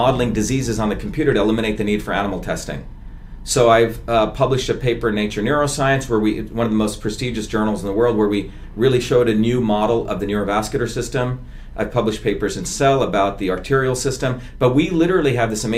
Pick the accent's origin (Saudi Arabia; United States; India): India; moved away; I'm the untouchable from India. You know, my people always had to do all the dirty work in India